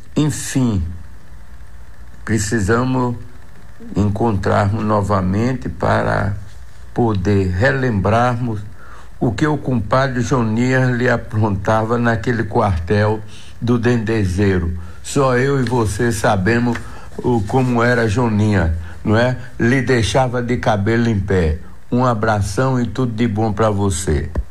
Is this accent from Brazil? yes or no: yes; Jacobina, Bahia, Brazil; also born or lived in Salvador; por ter convivido a minha infância aqui em Jacobina